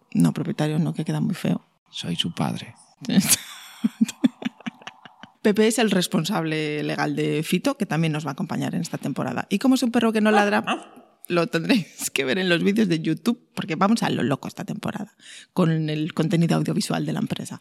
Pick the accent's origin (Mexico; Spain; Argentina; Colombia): Spain; Vigo, Galicia; yo soy de Vigo